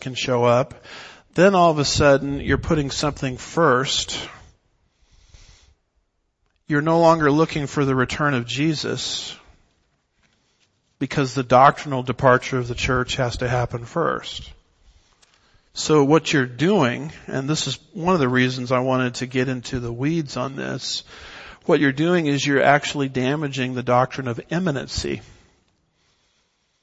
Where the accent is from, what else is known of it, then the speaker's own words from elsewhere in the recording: Southern California, United States; I was raised in Southern California